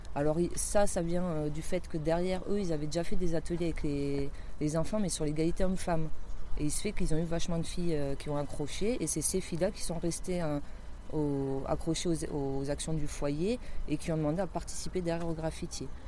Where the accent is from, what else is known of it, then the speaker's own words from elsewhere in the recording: Basque Country, Nouvelle-Aquitaine, France; moved away; also born or lived in Toulouse; je suis retournée au Pays Basque, c'est là où j'ai grandi quand j'étais ado.